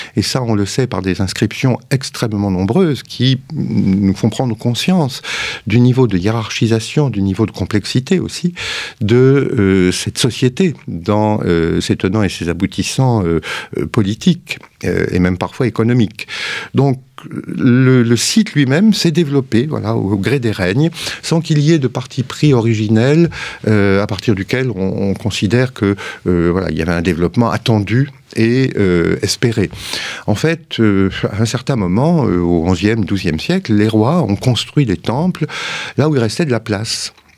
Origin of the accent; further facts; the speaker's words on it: France; on est français et cartésien